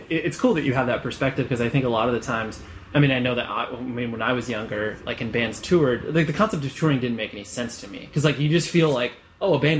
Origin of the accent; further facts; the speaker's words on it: Canterbury, South East England, United Kingdom; also born or lived in Herne Bay; I was born in Canterbury, which is where we're based